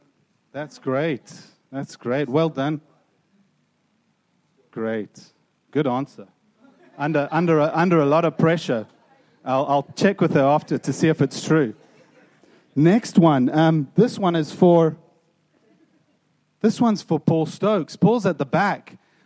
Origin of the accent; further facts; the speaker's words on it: South Africa; I grew up in South Africa, Christmas. So for me, Christmas was warm, not cold at all.